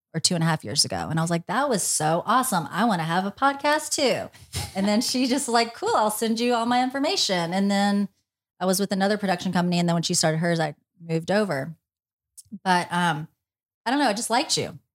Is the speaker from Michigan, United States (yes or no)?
no; Tennessee, United States; moved away as an adult; now in Los Angeles, United States; I'm from Tennessee